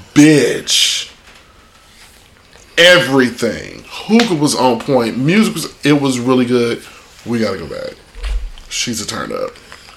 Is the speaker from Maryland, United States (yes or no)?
no; Chicago, Illinois, United States; moved away; because I'm from Chicago, and it's what we do. It's what I've done my entire life.